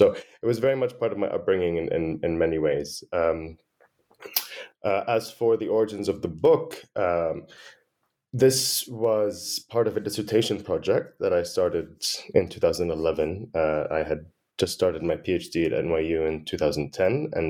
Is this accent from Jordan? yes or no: yes; Jordan; born there; So I identify as Palestinian-Jordanian. I was born in Jordan to Palestinian parents.